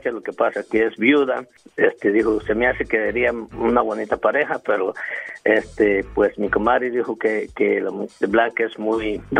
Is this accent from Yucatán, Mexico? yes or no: no; Ciudad Altamirano, Guerrero, Mexico; No, yo soy de Guerrero.